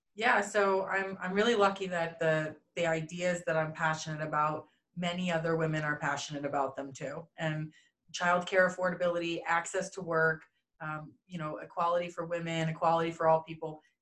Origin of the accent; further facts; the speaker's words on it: East Coast of the United States, United States; moved away as an adult; now in Denver, United States; I hail from the East Coast of the United States, so that's kind of where I was born and raised.